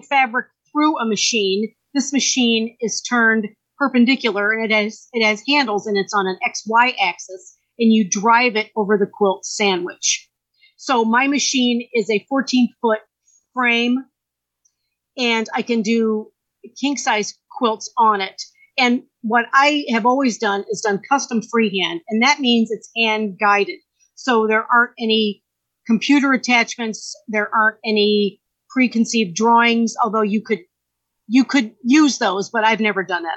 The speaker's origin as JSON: {"language": "English", "town": "Valparaiso", "region": "Indiana", "country": "United States", "tie": "born or raised there", "said": "I grew up in Valpo, and I went to uh, Thomas Jefferson Junior High"}